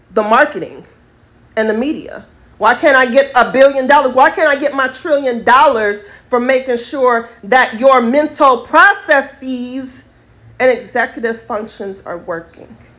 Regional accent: United States; I am an American first class citizen

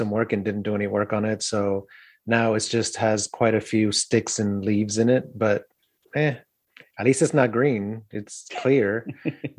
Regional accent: South Florida, United States; now in Nashville, United States; I grew up in South Florida

